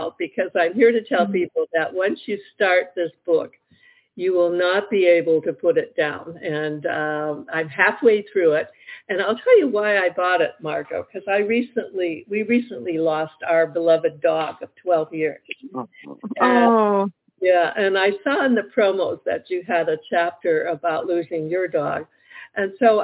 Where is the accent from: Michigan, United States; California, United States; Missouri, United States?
Michigan, United States; Detroit; I grew up in Detroit, Michigan